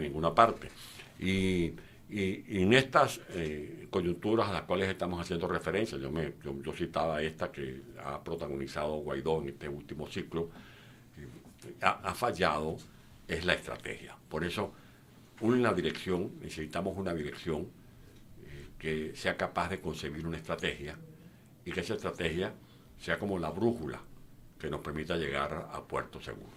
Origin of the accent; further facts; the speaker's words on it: San Juan de los Morros, Guárico, Venezuela; En mi pueblo, por ejemplo, yo soy de San Juan de los Morros, estudié en una escuela pública llamada doctor Vicente Peña, Avenida Bolívar, en San Juan de los Morros